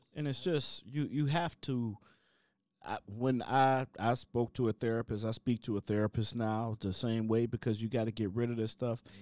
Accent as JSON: {"language": "English", "town": "Cleveland", "region": "Ohio", "country": "United States", "also_born_or_lived": "Chicago, Illinois", "moved": "yes", "said": "I'm from Cleveland, Ohio. I got to Chicago, Illinois, and I got sent straight to the West Side"}